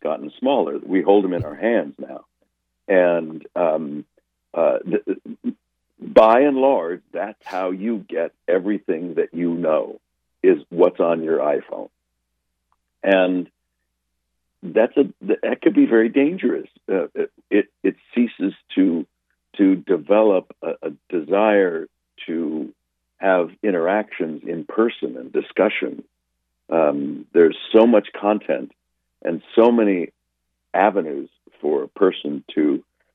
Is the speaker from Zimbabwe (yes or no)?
no; Los Angeles, California, United States; back in the day when I was growing up in Los Angeles